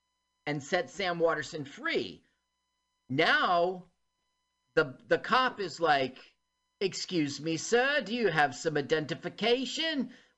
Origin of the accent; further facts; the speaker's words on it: Uckfield, South East England, United Kingdom; look, it's Beachy Head. I grew up in this neighborhood. And Uckfield.